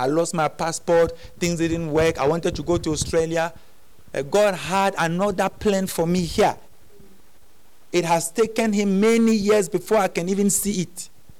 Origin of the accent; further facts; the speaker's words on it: Cameroon; now in South Africa; I came from Cameroon. When I came to, I didn't come to South Africa to do church.